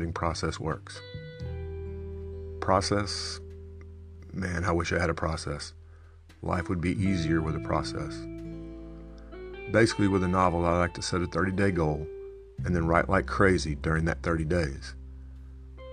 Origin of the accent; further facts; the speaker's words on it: Texas, United States; I was born in Texas on the same day as Stonewall Jackson and Jack Nicklaus